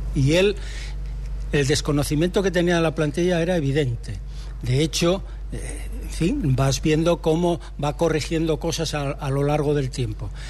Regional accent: Gijón, Asturias, Spain; yo hace muchos años que, vivo en Gijón, desde que nací

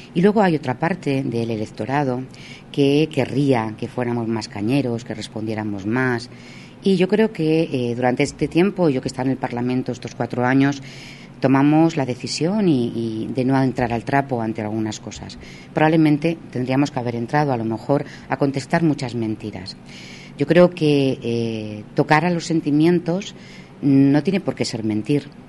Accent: Salamanca, Castile and León, Spain; como mujer salmantina

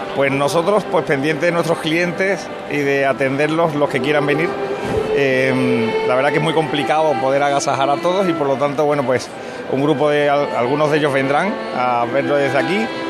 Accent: Seville, Andalusia, Spain; A los que somos de Sevilla

